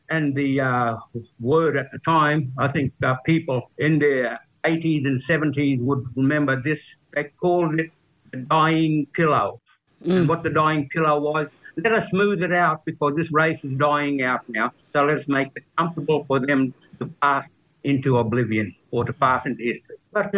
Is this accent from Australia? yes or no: yes; Cherbourg, Queensland, Australia; also born or lived in Palm Island / Brisbane; But I grew up in Cherbourg, Palm Island and Brisbane.